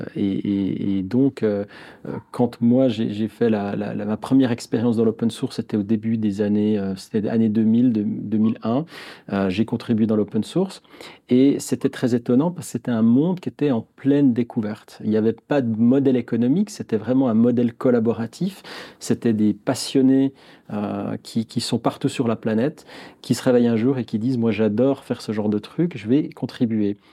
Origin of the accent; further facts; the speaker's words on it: Neuchâtel, Switzerland; je suis Neuchâtelois, à Neuchâtel, comme on dit. j'ai toujours vécu à Neuchâtel, j'ai fait mes études à Neuchâtel